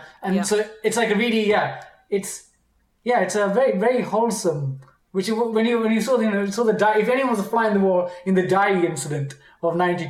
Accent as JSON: {"language": "English", "country": "United Kingdom", "said": "in Indian culture, we're British, but like in our parents' Indian culture, they'd come, people would visit."}